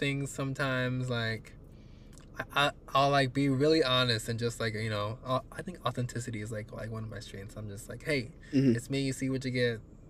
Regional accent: United Kingdom; accent: British; they said I only lift my voice and like ask it like I'm in a question, and that's my British accent.

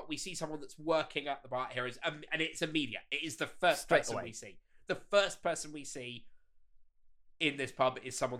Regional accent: Bath, South West England, United Kingdom; now in London, United Kingdom; I grew up in Bath, right? 86,000 people.

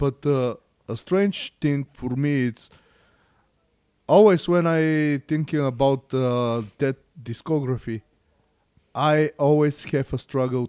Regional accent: Bulgaria; English is a second language; I'm from Bulgaria and I barely speak Bulgarian.

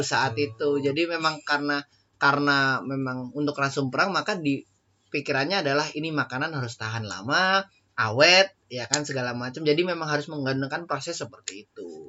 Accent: Java, Indonesia; kita orang Jawa

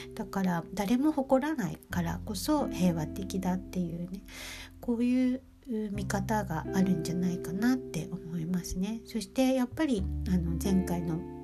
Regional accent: Japan; now in Germany; 私は日本で生まれ育って日本人なので

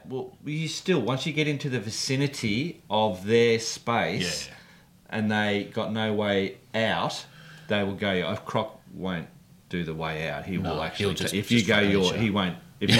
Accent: United Kingdom; So, deadly as us non-Australians think it is. Have either of you had any close calls? Being a British bloke, I think there's...

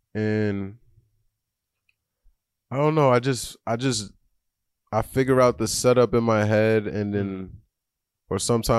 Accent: Long Island, New York, United States; moved away as an adult; now in Brooklyn, United States; Yeah, I'm from Long Island. I've been living in Brooklyn the last like year and some change.

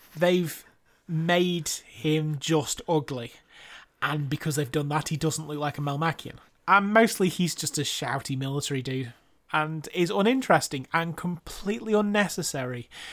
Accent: United Kingdom; being British

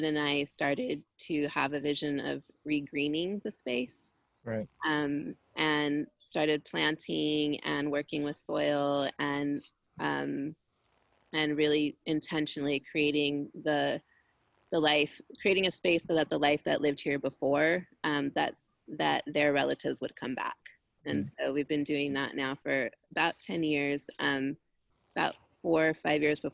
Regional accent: Los Angeles, California, United States; myself and two of my brothers were born here on this land

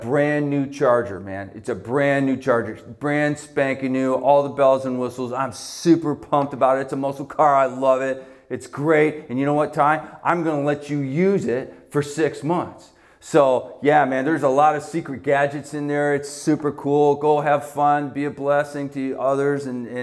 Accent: Canada; now in Buffalo, United States; I was born in Canada

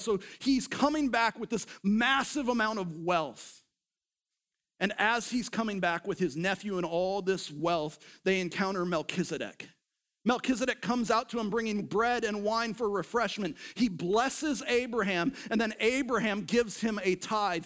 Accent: United States; we were raised up in the culture of America.

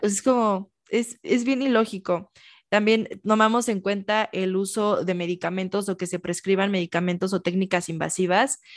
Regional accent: Michoacán, Mexico; yo soy de Michoacán

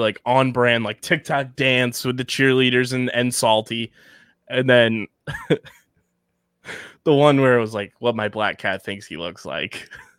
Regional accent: Pennsylvania, United States; I'm from Delco.

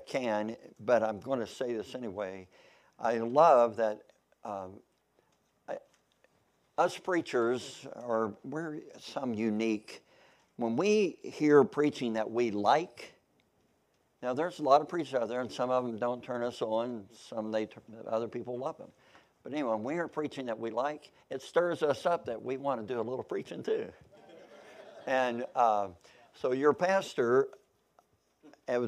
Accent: Kentucky, United States; also born or lived in Missouri; now in Oklahoma, United States; I was born in Missouri. I grew up in Kentucky. So I feel like I'm a Kentuckian, even though I was born in Missouri. But I've been in Oklahoma since 1978.

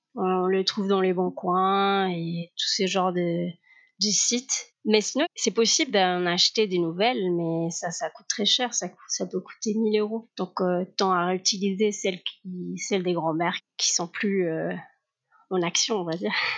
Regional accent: Cádiz, Andalusia, Spain; French is a second language; moved away as an adult; now in France; je suis des Cadiz, l'Andalousie.

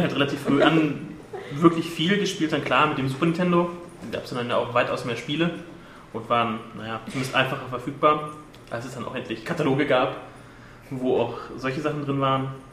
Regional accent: southern Lower Saxony, Germany; moved away; ich komme ursprünglich aus Niedersachsen, Südniedersachsen, aus einem kleinen Dorf

